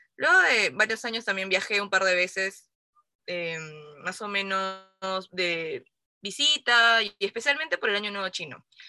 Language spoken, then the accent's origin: Spanish; Peru; also born or lived in China; soy peruana, pero hija de padres chinos